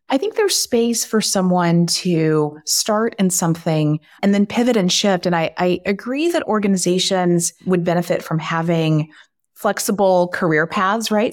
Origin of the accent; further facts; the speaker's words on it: Texas, United States; I am from Texas, and I love being from Texas